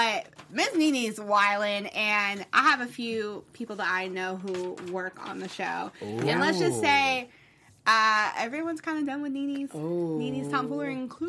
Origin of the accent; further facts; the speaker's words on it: Louisville, Kentucky, United States; I'm from Louisville, so I know how low the rent is there.